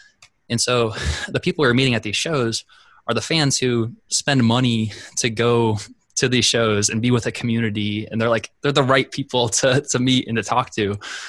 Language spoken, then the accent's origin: English; South Dakota, United States; which usually when I tell people I'm from South Dakota, they're like, wow, people actually live there.